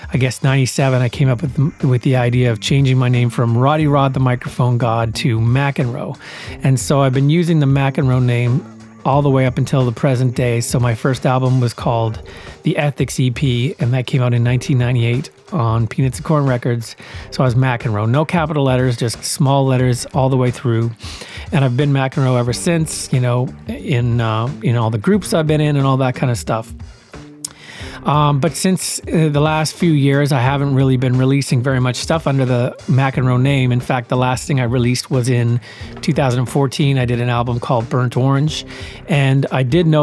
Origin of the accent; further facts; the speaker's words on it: Winnipeg, Manitoba, Canada; moved away as an adult; also born or lived in Brandon, Manitoba; now in Vancouver, Canada; I lived in Winnipeg all through up until the end of grade 7.